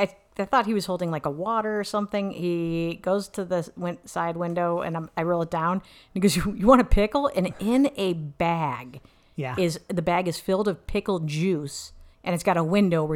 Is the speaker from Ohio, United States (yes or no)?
yes; Cleveland, Ohio, United States; I know I'm from Cleveland